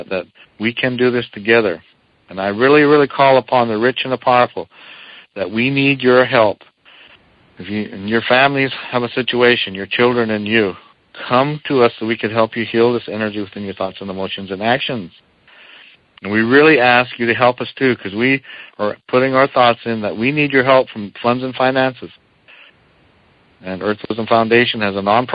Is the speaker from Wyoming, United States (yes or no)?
yes; Eastern Shoshone Nation, Wind River Indian Reservation, Wyoming, United States